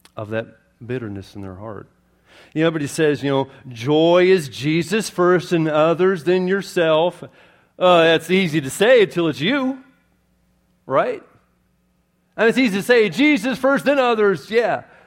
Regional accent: Florida, United States; accent: not Southern; I'm from Florida

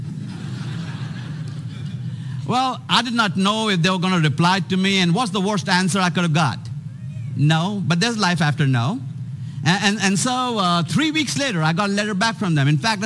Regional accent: India; moved away as an adult; also born or lived in Atlanta, Georgia; I was born and raised in India

